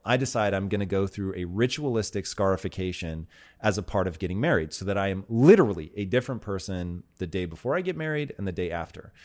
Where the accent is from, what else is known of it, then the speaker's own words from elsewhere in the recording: Tacoma, Washington, United States; I grew up in Tacoma, Washington, and Native American um, stuff there is really sort of a part of everyday culture